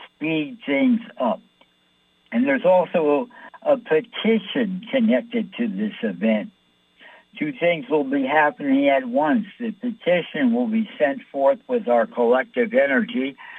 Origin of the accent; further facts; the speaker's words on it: New York City, New York, United States; I'm from New York.